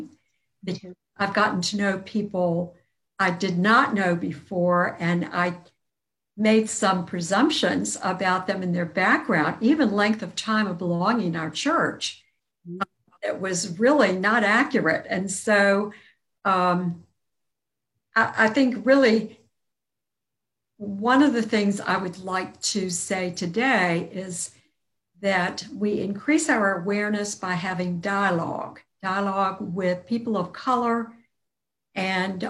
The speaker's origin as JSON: {"language": "English", "town": "Virginia Beach", "region": "Virginia", "country": "United States", "tie": "born or raised there", "also_born_or_lived": "Norfolk, Virginia", "said": "I was born in Norfolk and raised in Virginia Beach from my second year of life through college"}